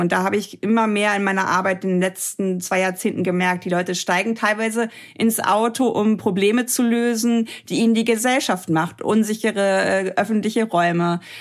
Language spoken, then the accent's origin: German; Germany; hier in Deutschland